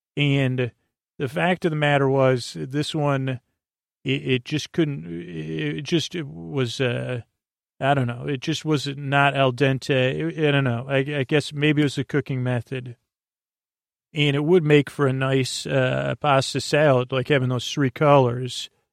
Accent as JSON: {"language": "English", "region": "New York", "country": "United States", "tie": "born or raised there", "moved": "yes", "said": "I grew up in the New York area, New York State"}